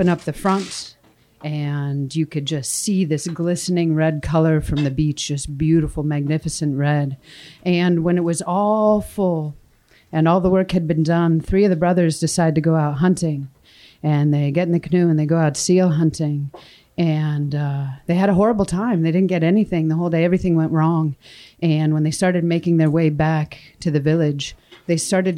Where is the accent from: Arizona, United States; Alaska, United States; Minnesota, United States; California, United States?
Alaska, United States; Wrangell; I was born and raised a little farther south from here, you know, on Wrangell.